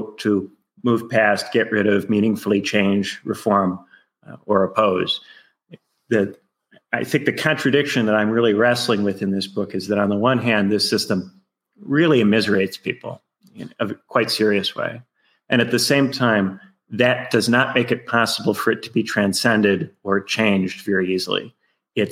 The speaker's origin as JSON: {"language": "English", "region": "Indiana", "country": "United States", "tie": "born or raised there", "also_born_or_lived": "United Kingdom / Chicago, United States", "moved": "as an adult", "said": "I'm originally from Indiana. I went to a public high school in Indiana"}